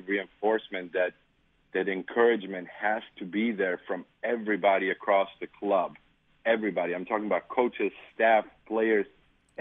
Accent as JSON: {"language": "English", "country": "North Macedonia", "tie": "born or raised there", "moved": "yes", "lives_now": "Wisconsin, United States", "said": "I grew up in Macedonia, so when I was 6 years old, my parents came to the United States and left me and my sister behind"}